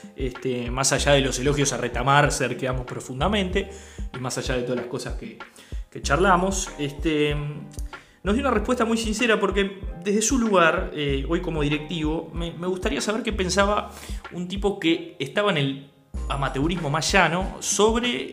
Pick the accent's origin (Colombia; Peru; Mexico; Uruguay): Uruguay; como uruguayos